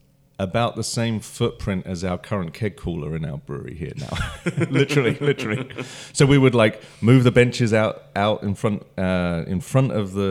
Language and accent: English; London, United Kingdom; moved away as an adult; So, my story is I grew up in London. I'm from the UK, and I came over here in 2004 initially just for 18 months or 2 years on a transfer